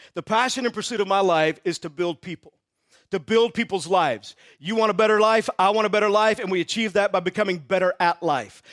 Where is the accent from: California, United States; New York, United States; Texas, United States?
Texas, United States; I grew up in Texas